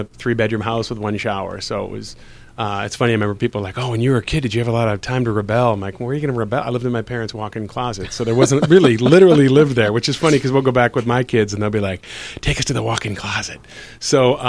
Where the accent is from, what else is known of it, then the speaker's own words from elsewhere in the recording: Wilmette, Illinois, United States; also born or lived in Evanston, Illinois; now in Los Angeles, United States; I grew up I was born in Evanston, then moved to Wilmette, and I ended up growing up down the street from Joel Murray.